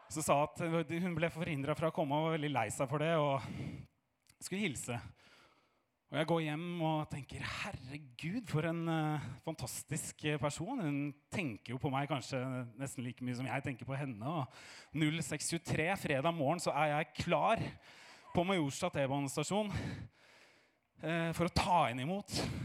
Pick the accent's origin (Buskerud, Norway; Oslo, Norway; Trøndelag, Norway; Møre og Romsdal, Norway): Oslo, Norway; jeg er fra Fagerborg